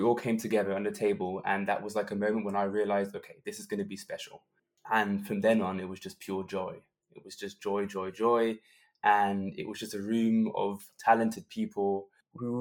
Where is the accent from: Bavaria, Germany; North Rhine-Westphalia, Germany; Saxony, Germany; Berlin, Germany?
Berlin, Germany; in my hometown, Berlin, to have a world premiere in your hometown is always something